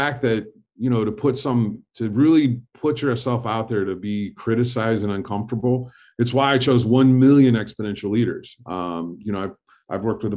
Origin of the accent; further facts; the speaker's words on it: Fort Wayne, Indiana, United States; I grew up in Indiana in Fort Wayne, Indiana